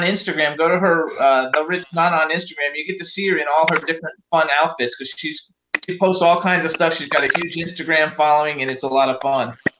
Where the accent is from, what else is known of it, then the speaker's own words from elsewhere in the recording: Miami, Florida, United States; I was born in Miami, so I'm from Miami. I was born in Miami